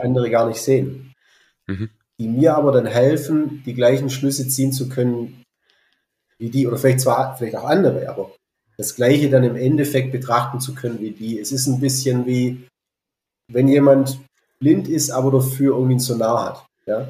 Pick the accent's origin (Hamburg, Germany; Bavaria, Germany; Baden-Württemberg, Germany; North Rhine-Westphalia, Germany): Baden-Württemberg, Germany; Fils Valley; also born or lived in Berlin; Ich bin hier im Filztal aufgewachsen.